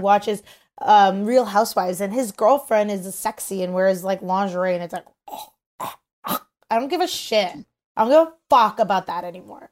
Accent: Toronto, Ontario, Canada; we're all from Toronto

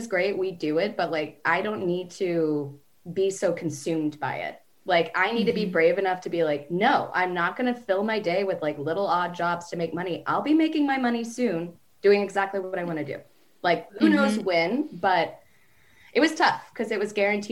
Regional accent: The Woodlands, Texas, United States; moved away as an adult; now in Los Angeles, United States; I grew up in Texas

